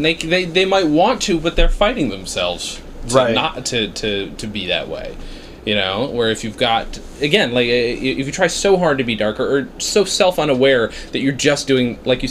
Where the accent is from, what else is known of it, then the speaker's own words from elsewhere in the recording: upstate New York, United States; I grew up in upstate New York